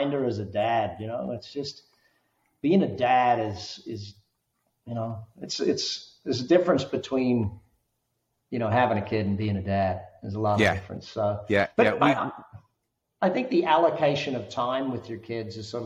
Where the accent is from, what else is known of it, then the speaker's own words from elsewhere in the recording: Australia; now in Las Vegas, United States; living here in Vegas. Everyone says, you got five kids. Are you guys Mormon? You know, I'm Australian